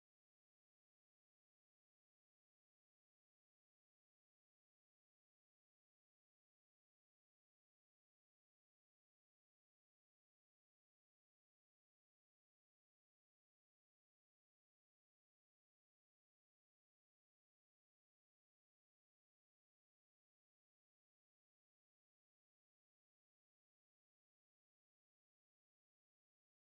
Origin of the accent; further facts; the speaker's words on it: Jackson, Mississippi, United States; Jackson, Mississippi